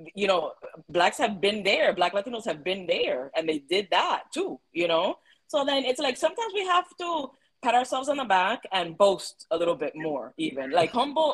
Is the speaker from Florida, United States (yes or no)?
yes; Miami, Florida, United States; being an Afro Cuban, growing up in Miami